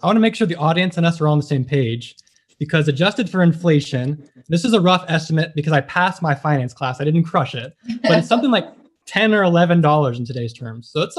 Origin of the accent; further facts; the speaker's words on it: Indiana, United States; moved away as an adult; also born or lived in Minneapolis, Minnesota; I grew up in Indiana and I was living in Minneapolis before coming to school.